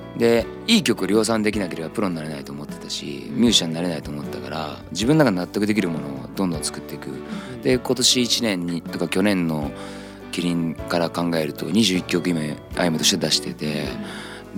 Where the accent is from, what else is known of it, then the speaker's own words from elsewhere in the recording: Nagoya, Aichi, Japan; 俺は地元名古屋なんだけど